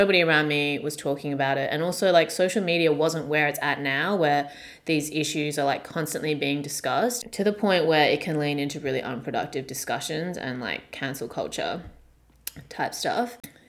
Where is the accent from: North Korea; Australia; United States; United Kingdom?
Australia; growing up in the very small white suburb that I grew up in Australia.